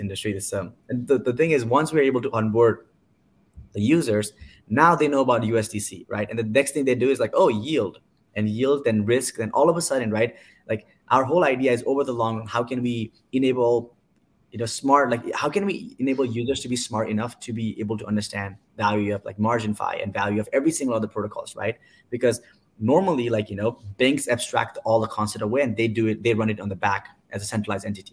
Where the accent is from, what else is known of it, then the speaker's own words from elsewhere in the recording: Nepal; moved away; I'm from Nepal